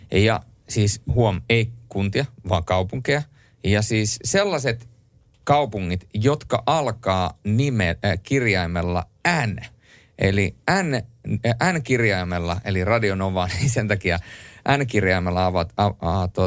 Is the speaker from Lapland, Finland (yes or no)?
yes; Rovaniemi, Lapland, Finland; now in Helsinki, Finland; se oli muuten semmoinen asia, kun mä aikoinaan muutin Helsinkiin Rovaniemeltä